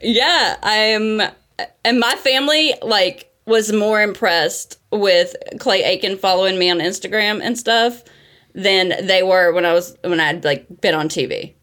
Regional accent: North Carolina, United States; accent: Southern; moved away as an adult; now in Brooklyn, United States; I'm from North Carolina, too

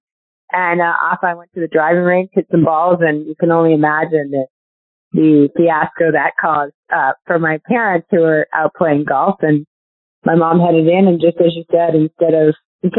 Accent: Syracuse, New York, United States; I grew up in Syracuse, New York

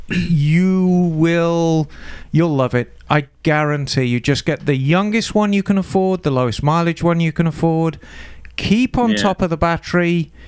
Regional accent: Birmingham, West Midlands, United Kingdom; now in United States; I'm actually from Birmingham

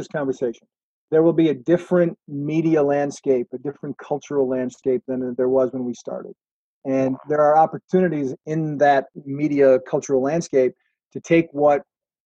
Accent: Wisconsin, United States; in Racine, Wisconsin, near my hometown.

